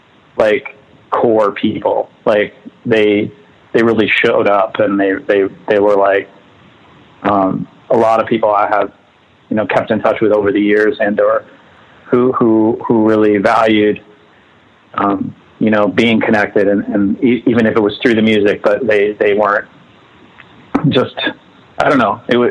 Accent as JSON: {"language": "English", "town": "Northfield", "region": "Minnesota", "country": "United States", "tie": "born or raised there", "also_born_or_lived": "Southern California", "said": "So I was, so I was born in southern Minnesota in a town called Northfield. We lived in the country. My father was a professor at a college. And then I did spend a good chunk of my life in Southern California, too."}